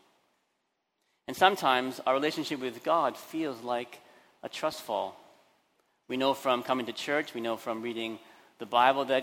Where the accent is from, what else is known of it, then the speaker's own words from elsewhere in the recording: Vancouver, British Columbia, Canada; now in Hong Kong; I grew up in Vancouver, Canada, where everyone just went down the street to the local school. Not in Hong Kong.